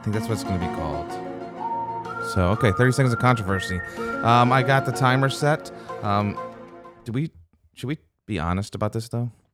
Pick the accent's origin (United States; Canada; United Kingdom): United States; Louisiana; also born or lived in Pontiac, Michigan / Flint, Michigan; moved down to Louisiana when I was five or six